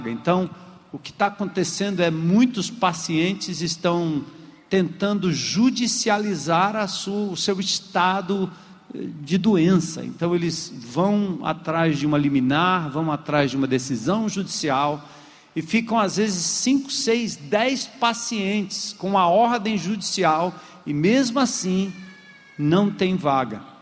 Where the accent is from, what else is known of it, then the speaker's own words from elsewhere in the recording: Brazil; a gente, como brasileiro